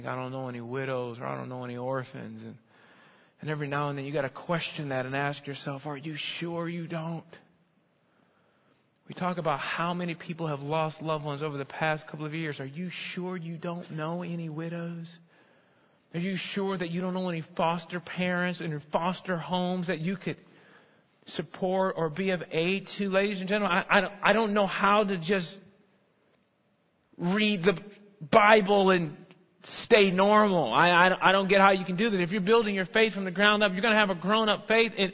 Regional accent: United States; also born or lived in North Dallas; now in Dallas, United States; I'm an American

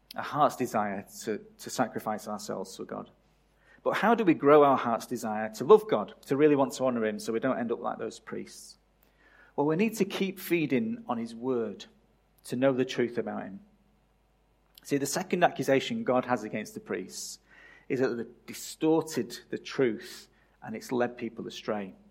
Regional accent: England, United Kingdom; moved away as an adult; my country of birth

